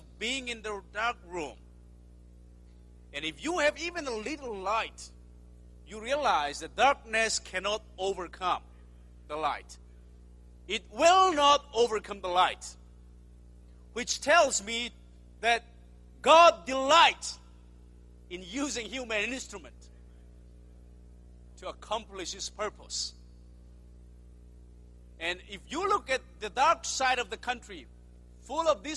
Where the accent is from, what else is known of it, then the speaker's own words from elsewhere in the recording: Myanmar; I come from Myanmar, formerly known as Burma